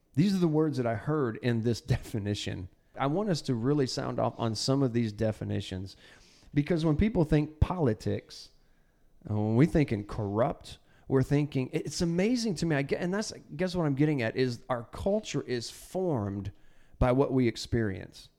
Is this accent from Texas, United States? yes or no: yes; Texas, United States; now in Arkansas, United States; I'm from Texas. When we came, when we moved to Arkansas